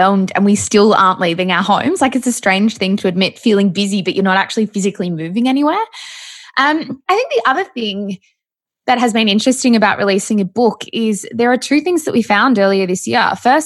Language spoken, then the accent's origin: English; Melbourne, Victoria, Australia; we are from Melbourne